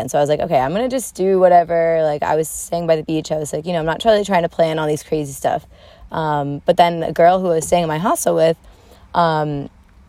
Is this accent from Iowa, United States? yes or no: no; Sussex County, New Jersey, United States; I grew up in Sussex County and not far from there